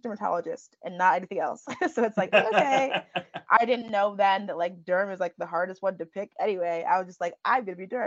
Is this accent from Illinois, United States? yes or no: yes; Chicago, Illinois, United States; So I was born and raised in Chicago, Illinois, by my two parents, both of whom are Nigerian immigrants